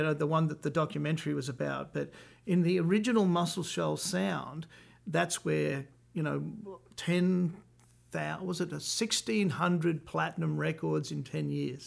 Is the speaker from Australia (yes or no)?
yes; Australia; moved away as an adult; now in Nashville, United States; I'm Australian, so we're both Commonwealth country people living in Nashville, Tennessee